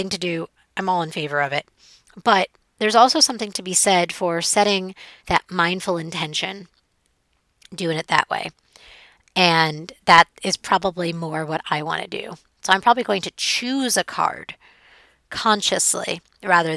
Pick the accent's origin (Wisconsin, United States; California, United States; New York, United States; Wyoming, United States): New York, United States; New York City; it's New York City. It's my hometown